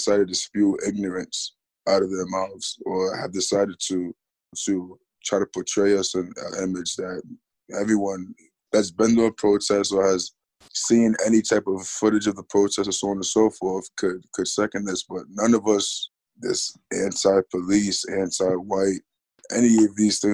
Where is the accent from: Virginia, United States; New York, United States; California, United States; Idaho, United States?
New York, United States; Geneva; I'm 18 years old, born and raised in Geneva.